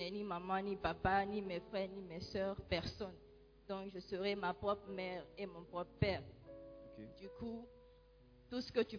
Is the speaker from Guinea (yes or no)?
yes; Guinea; moved away as an adult; now in Ghana; je suis guinéenne et quand j'étais en Guinée, j'étais catholique, j'ai été baptisée déjà et confirmée là-bas.